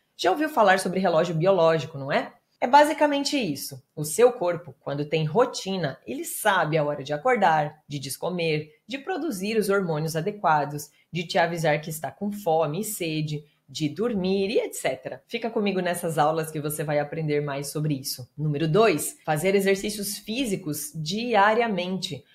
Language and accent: Portuguese; interior of Paraná, Brazil; Eu venho do interior do Paraná, filha de bancário e de professora, mais velha de seis irmãos